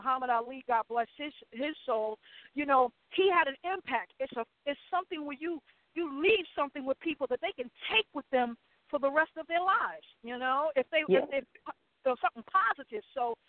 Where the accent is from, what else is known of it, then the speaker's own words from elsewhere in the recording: New York, United States; also born or lived in South Carolina; And I'm from New York, but my family moved to South Carolina, and I was blessed to be able to experience the culture there and the music.